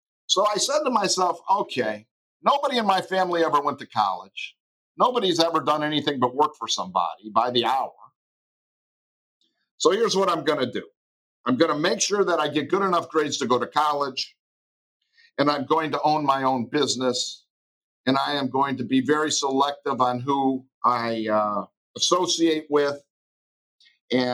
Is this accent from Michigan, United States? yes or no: yes; Detroit, Michigan, United States; Life in Detroit was wonderful. I was raised in the late 50s and early 60s as a young person there in a lower middle class household